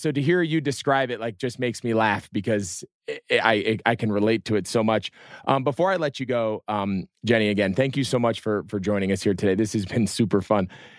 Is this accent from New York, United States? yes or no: no; New Jersey, United States; I'm from New Jersey.